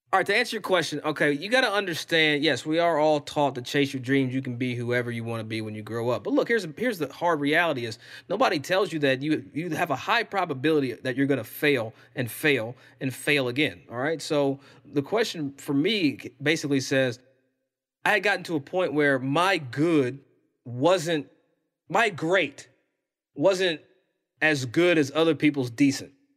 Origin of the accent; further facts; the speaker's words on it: Versailles, Kentucky, United States; I'm from Versailles, Kentucky.